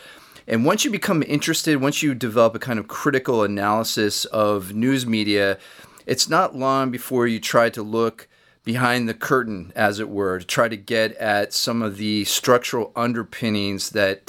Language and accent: English; United States; Although I am a quarter Canadian by heritage, I'm born and raised in the United States